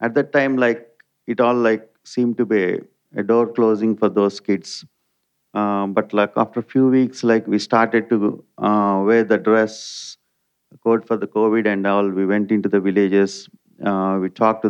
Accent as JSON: {"language": "English", "country": "India", "also_born_or_lived": "Malaysia", "said": "my wife, Nilma, as Tony has introduced, we are from India"}